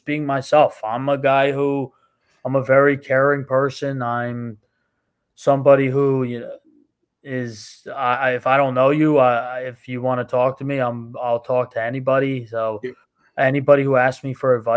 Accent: New Jersey, United States; moved away; when I lived in New Jersey, because I'm from New Jersey

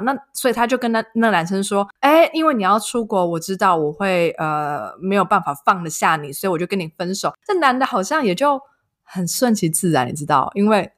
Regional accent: Yilan, Yilan County, Taiwan; moved away as an adult; also born or lived in Taipei; now in Germany; 因为我们都是宜兰人

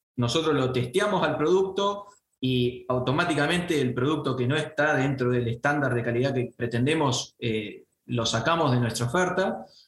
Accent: Venado Tuerto, Santa Fe, Argentina; yo soy de Venado Tuerto

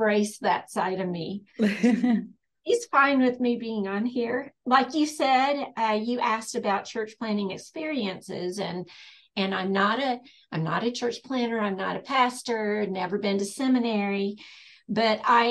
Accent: East Tennessee, United States; moved away as an adult; now in Western North Carolina, United States; I grew up in East Tennessee, but we've lived in Western North Carolina for over 30 years.

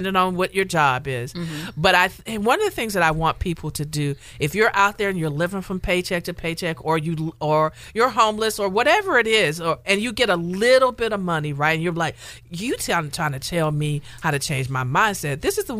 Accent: the South, United States; And you know, and I'm from the South, and that was taught to me in the pulpit from day one, right?

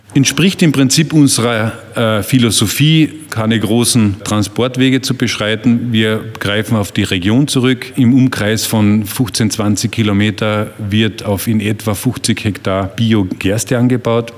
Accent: Wörthersee, Carinthia, Austria; Ich bin ein Kind des Wörthersees, ein Gastronomiekind.

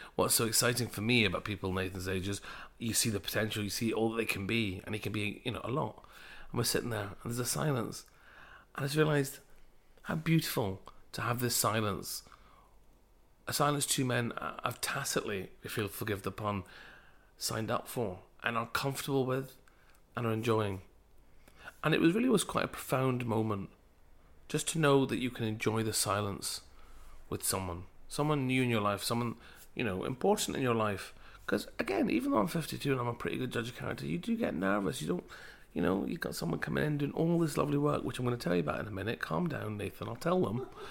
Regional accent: Glasgow, Scotland, United Kingdom; I'm a Glaswegian of Punjabi heritage

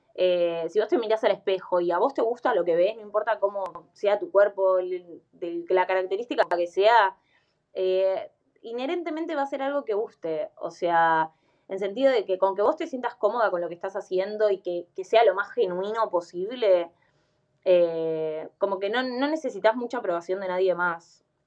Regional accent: Buenos Aires, Argentina; Yo soy de Capital Federal

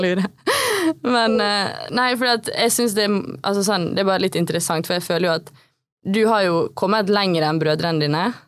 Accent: Ålesund, Møre og Romsdal, Norway; Vi har jo på en måte vokst opp eh, på samme sted. Vi er begge fra Spjelkavik.

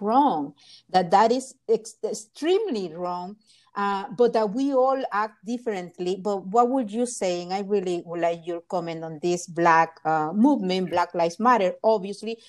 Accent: Honduras; moved away; I'm from Honduras

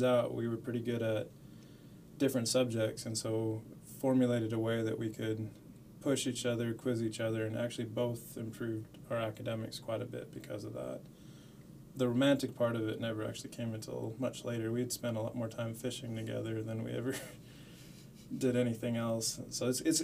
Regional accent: Las Cruces, New Mexico, United States; I grew up in Las Cruces, New Mexico. Went to high school there

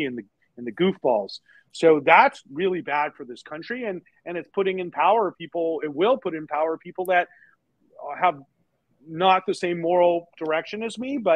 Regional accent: United States; I'm an American

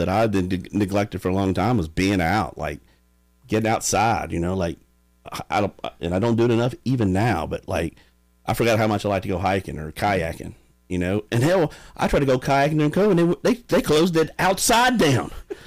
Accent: United States; I grew up in Sharkey

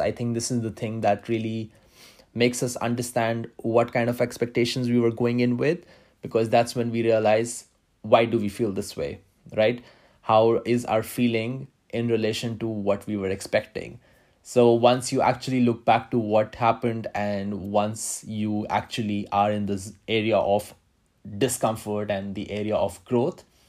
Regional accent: India; moved away as an adult; also born or lived in Manila, Philippines / Moscow, Russia; now in Brussels, Belgium; I have been born and brought up in India

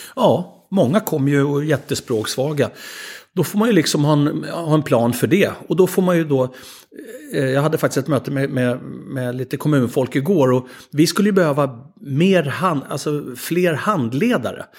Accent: Sweden; som svenskar

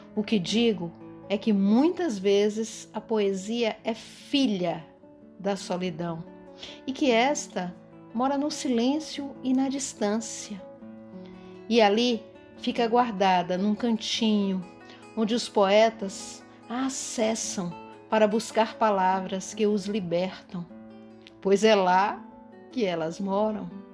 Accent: Bahia, Brazil; sou baiana

